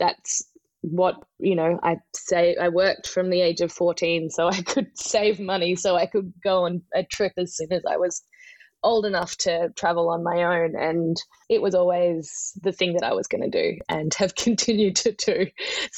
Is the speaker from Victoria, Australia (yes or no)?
yes; Melbourne, Victoria, Australia; also born or lived in Vancouver / New York / Lusaka, Zambia; now in Speers Point, Australia; I grew up in Melbourne